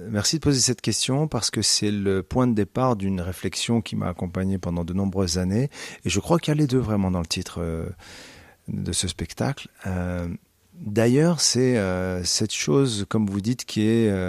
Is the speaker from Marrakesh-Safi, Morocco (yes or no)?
no; Casablanca, Casablanca-Settat, Morocco; also born or lived in Canada / United States; now in France; C'est la ville natale. C'est là où j'ai grandi. C'est là où j'ai été euh, élevé.